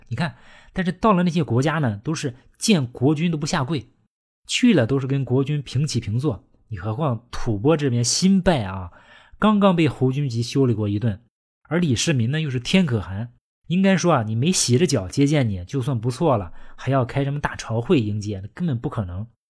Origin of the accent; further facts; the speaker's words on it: China; 我们中国人